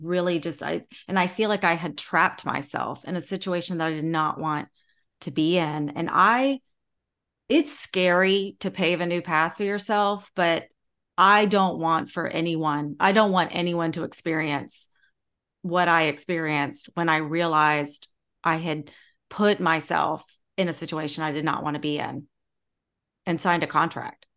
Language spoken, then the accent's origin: English; Charleston, South Carolina, United States; growing up in Charleston